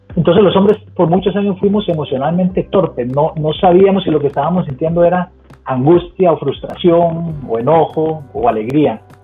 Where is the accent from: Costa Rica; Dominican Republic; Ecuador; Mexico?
Costa Rica; moved away as an adult; now in Cincinnati, United States; soy 100% tico, muy orgulloso